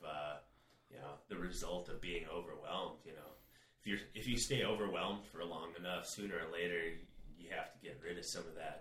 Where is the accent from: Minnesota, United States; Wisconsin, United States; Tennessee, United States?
Minnesota, United States; Minneapolis; moved away as an adult; also born or lived in North Dakota; now in Arizona, United States; I grew up in Minneapolis, then moved north